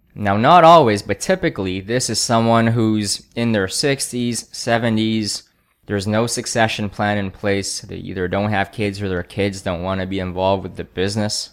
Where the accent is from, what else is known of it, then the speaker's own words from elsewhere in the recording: Canada; I grew up in Canada